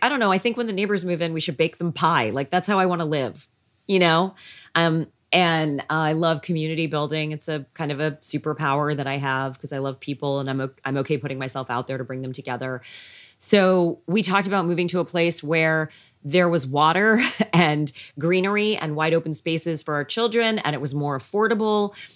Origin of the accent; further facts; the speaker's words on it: Canada; moved away as an adult; also born or lived in Los Angeles; now in Tennessee, United States; I was born and raised in Canada